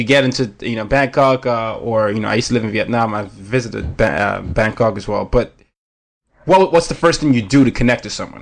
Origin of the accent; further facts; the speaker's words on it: Nigeria; now in New York City, United States; As a Nigerian